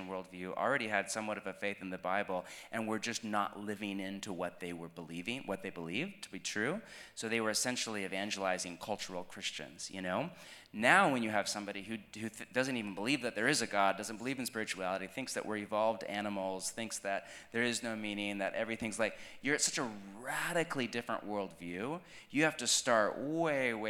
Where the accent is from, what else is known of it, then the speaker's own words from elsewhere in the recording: United States; I'm American